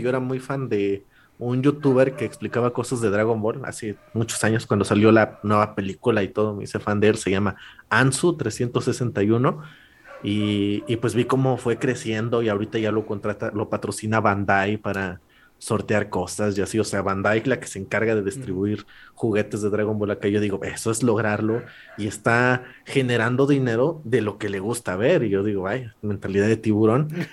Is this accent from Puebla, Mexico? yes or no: yes; La Purísima, Puebla, Mexico; yo siendo alguien de, un pueblo de, Puebla, o sea, ni siquiera soy de Puebla capital